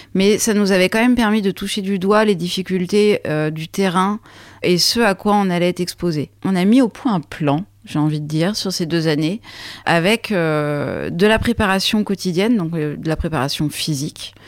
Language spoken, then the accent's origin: French; Troyes, Grand Est, France; moved away; also born or lived in Paris; je suis née à Paris et j'ai grandi à Troyes en Champagne